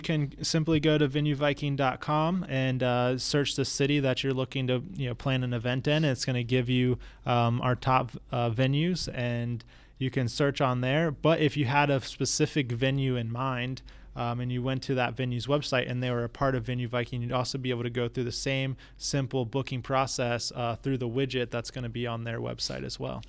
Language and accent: English; New Smyrna Beach, Florida, United States; also born or lived in Tampa Bay area; I was raised in New Smyrna Beach, Florida, you know, small little town on the East Coast